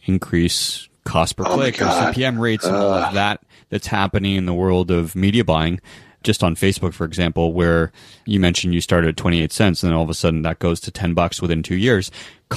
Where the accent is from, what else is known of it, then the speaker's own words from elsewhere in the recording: Canada; as a Canadian